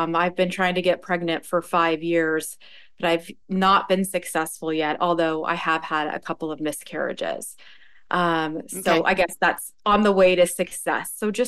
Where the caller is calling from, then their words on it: Stamford, Connecticut, United States; I'm coming from Stamford, Connecticut on the New York border.